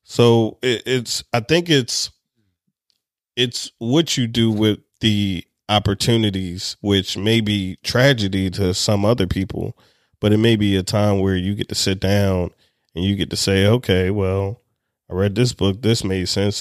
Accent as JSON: {"language": "English", "area": "Anne Arundel County", "region": "Maryland", "country": "United States", "tie": "born or raised there", "said": "I grew up in Anne Arundel County"}